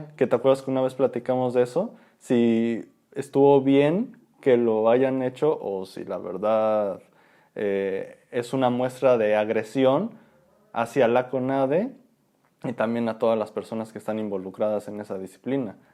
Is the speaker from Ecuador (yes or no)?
no; Mexico